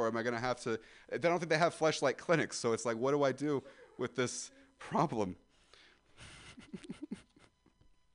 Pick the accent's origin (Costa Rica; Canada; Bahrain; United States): United States; Ripon, California; Growing up in Ripon